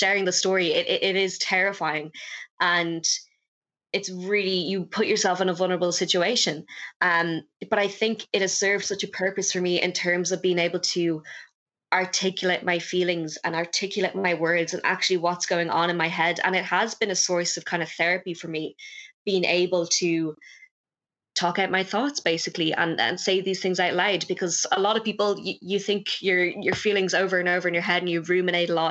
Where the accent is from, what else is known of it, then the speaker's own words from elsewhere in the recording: Dublin, Leinster, Ireland; also born or lived in Wexford; I'm 22 years old, and from Dublin normally